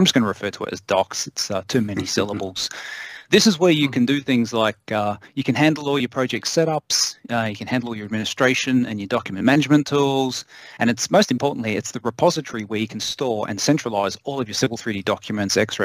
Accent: Australia; moved away as an adult; now in United States; originally, I'm born and bred in Australia.

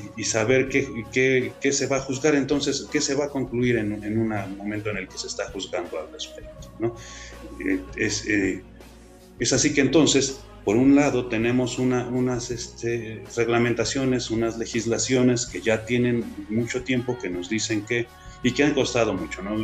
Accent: Mexico; somos muchos los mexicanos

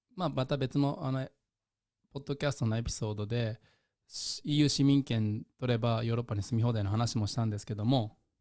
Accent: Japan; now in Netherlands; 10年後に帰っても僕日本人として扱われる

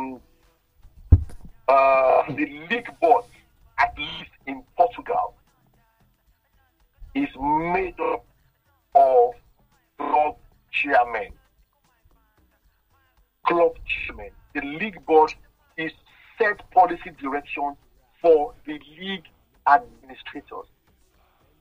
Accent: Nigeria; being Nigerian

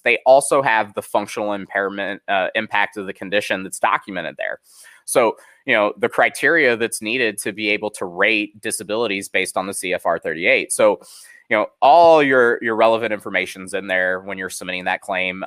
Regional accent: Kansas City, Missouri, United States; I'm from Kansas City, Missouri, big Chiefs fan.

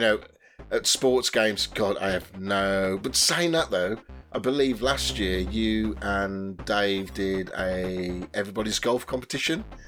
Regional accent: West Midlands, United Kingdom; I come from the West Midlands and I'm 47.

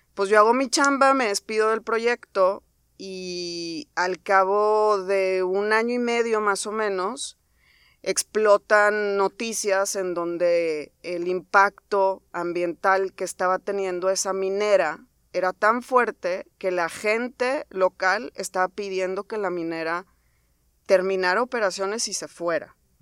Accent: Monterrey, Nuevo León, Mexico; soy egresada del TEC de Monterrey, soy regia.

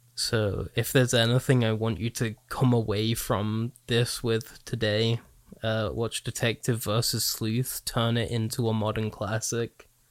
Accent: United Kingdom; a British child

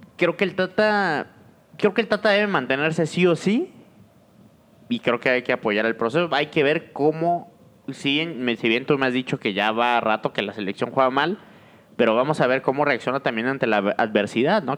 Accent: Mexico

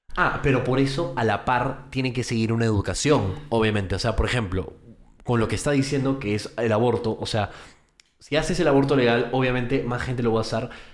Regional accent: United States; moved away; yo crecí en los Estados Unidos, entonces viví ahí durante 17 años de mi vida

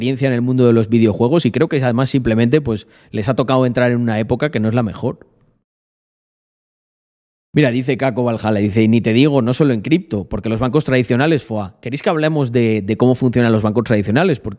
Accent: Almendralejo, Extremadura, Spain

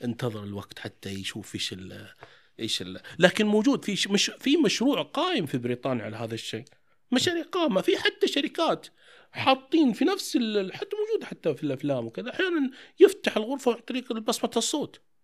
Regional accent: Taif, Makkah Province, Saudi Arabia; عندنا احنا انا من الطائف

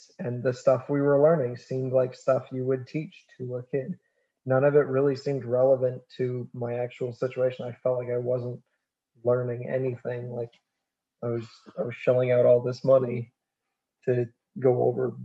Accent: Maine, United States; the way that I grew up, again, that backwoods. The backwoods Maine. Backwoods farm boy thing.

